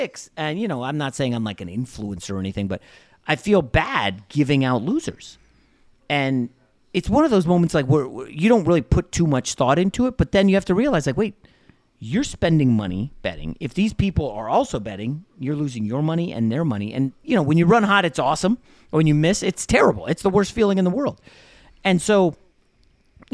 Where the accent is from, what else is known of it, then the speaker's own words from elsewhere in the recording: East Coast, United States; now in Los Angeles, United States; we grew up on the East Coast